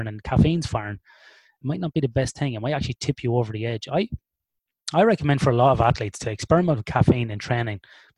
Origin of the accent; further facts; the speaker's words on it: Ireland; We are born and bred in the land of alcoholics